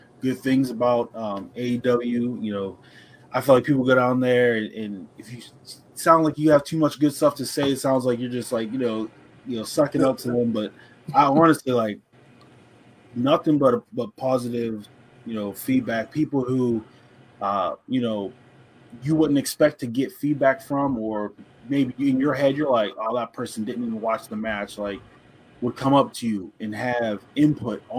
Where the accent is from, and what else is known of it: Pittsburgh, Pennsylvania, United States